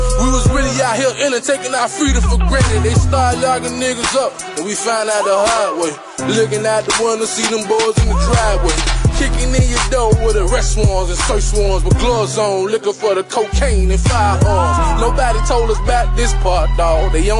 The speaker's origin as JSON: {"language": "English", "town": "Miami", "region": "Florida", "country": "United States", "said": "I'm from Miami, Florida."}